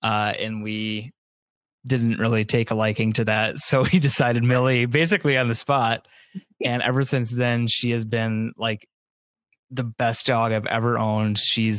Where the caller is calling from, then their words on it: Mount Pleasant, Michigan, United States; I am calling in from Michigan, Mount Pleasant, Michigan, to be specific.